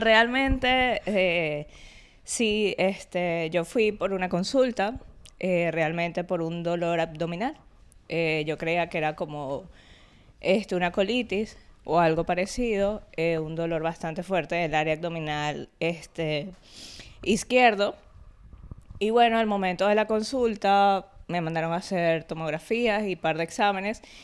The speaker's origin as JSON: {"language": "Spanish", "country": "Venezuela", "moved": "yes", "said": "yo soy venezolana, entonces mi familia vino de Barinas, o sea, mi papá y mamá."}